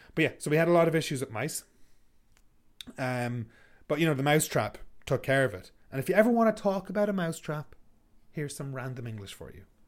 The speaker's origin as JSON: {"language": "English", "country": "Ireland", "moved": "as an adult", "lives_now": "Canada", "said": "We're Irish"}